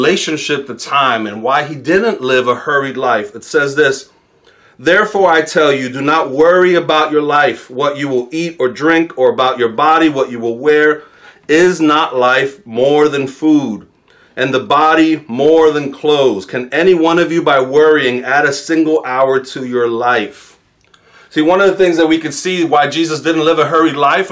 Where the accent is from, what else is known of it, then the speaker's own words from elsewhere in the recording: New York City, New York, United States; as a New Yorker, I didn't start driving till I was 26